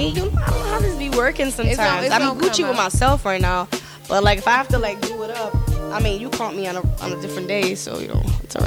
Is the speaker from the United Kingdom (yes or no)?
no; New York City, New York, United States; also born or lived in Brooklyn; I'm from Harlem